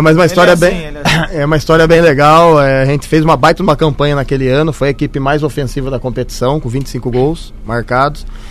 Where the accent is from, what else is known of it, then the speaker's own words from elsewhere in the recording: Santa Bárbara d'Oeste, São Paulo, Brazil; Sou do interior de São Paulo, Santa Bárbara do Oeste